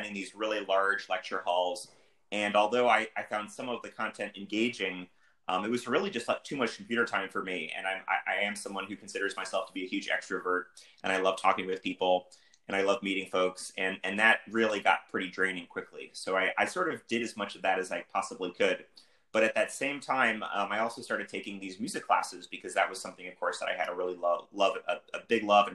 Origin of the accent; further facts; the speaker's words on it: Northern New Jersey, United States; moved away as an adult; also born or lived in Ithaca, New York; now in Atlanta, United States; I was born and raised in the Northeast, and I never thought I would live in the South